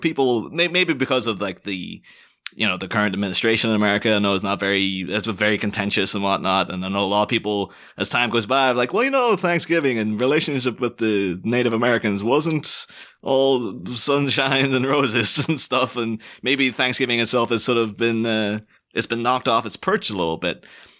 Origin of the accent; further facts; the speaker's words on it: Ireland; And so maybe there was a little bit of like, yeah, I'm not that proud to be Irish, and I'm not, you know, and also then within the mind, like, well, I'm not British either.